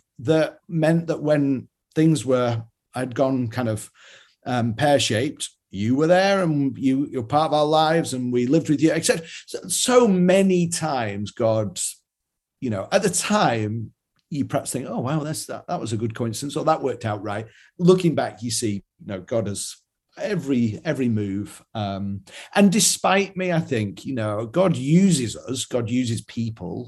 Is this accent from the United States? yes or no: no; Yorkshire and the Humber, United Kingdom; I'm from Yorkshire in England, where we're known for being, you know, thrifty